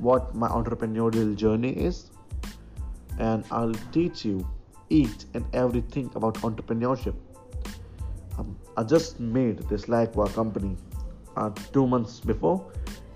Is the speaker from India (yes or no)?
yes; Agra, Uttar Pradesh, India; Agra is my hometown